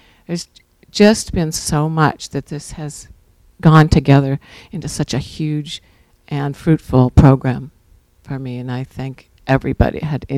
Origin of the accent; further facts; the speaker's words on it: Santa Barbara, California, United States; I'm …. I'm from Santa Barbara also.